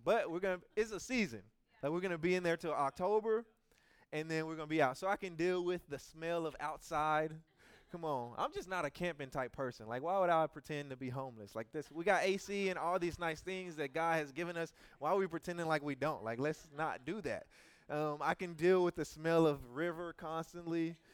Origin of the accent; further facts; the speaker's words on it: Louisiana, United States; I'm from Louisiana.